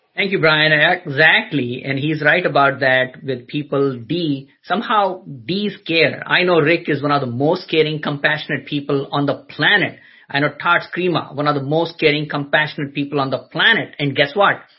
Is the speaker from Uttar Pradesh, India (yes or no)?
yes; Agra, Uttar Pradesh, India; now in United States; I was born in a city called Agra, which is famous for Taj Mahal